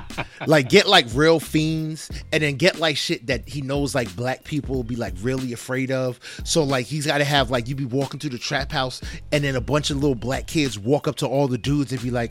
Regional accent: New Jersey, United States; I'm from Jersey. You drive 40 minutes any direction, you're pretty much still in Jersey.

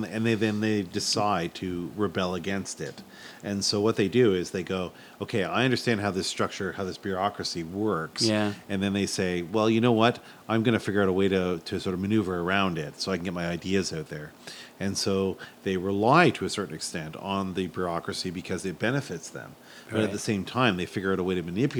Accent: Montreal, Quebec, Canada; I grew up in Montreal, so rays are like in my blood.

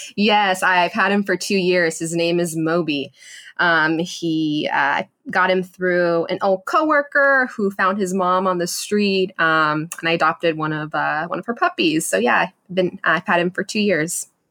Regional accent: Los Angeles, California, United States; moved away as an adult; also born or lived in Washington, D.C.; I always knew that I wanted to come back to my hometown

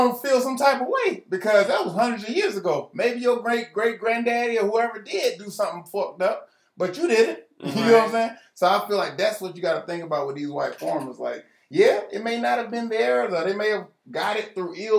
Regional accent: United States; But we're American. We was born in America.

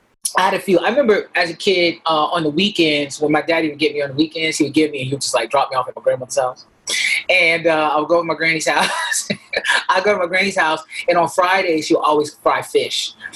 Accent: Buffalo, New York, United States; now in New York City, United States

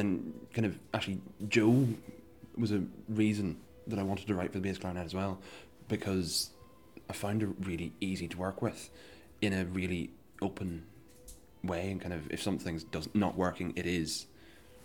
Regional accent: Northern Ireland, United Kingdom; now in Glasgow, United Kingdom; I'm originally from Northern Ireland, but currently based in Glasgow

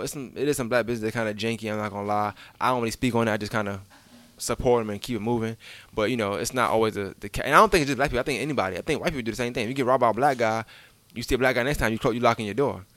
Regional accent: New York, United States; I'm, I'm from New York

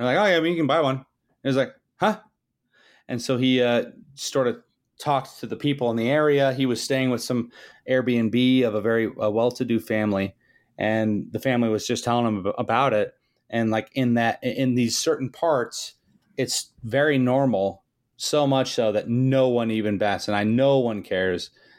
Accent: McComb, Mississippi, United States; I was born in Mississippi. It was kind of it was rough, but same hometown as …, which is kind of funny.

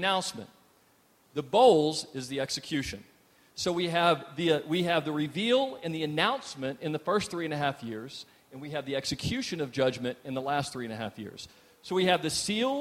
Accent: Texas, United States; we're also Texans

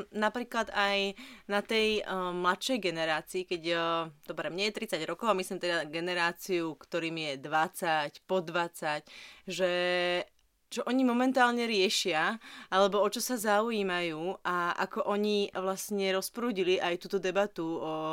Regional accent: Lučenec, Banská Bystrica Region, Slovakia; Ja pochádzam z Lučenca.

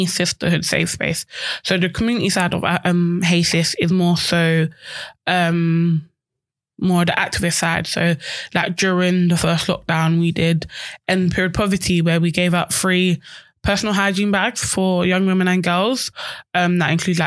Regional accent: London, United Kingdom; I grew up in Peckham. I'm born and bred Peckham.

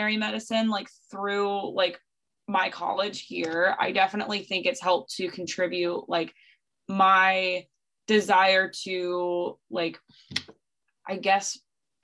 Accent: the Florida Keys, United States; I'm from the Keys

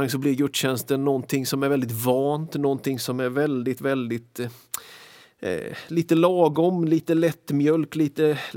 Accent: Philadelphia, Pennsylvania, United States; Alltså när jag växte upp så gick jag på jättemycket möten i det lilla kapellet, lilla församlingen som jag växte upp i Philadelphia.

